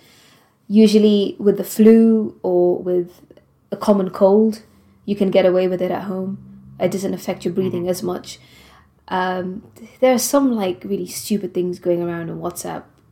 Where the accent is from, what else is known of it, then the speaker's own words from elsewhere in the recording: Gibraltar; moved away as an adult; also born or lived in Prague, Czech Republic; now in United Kingdom; originally I'm from Gibraltar. So I've never lived in the UK before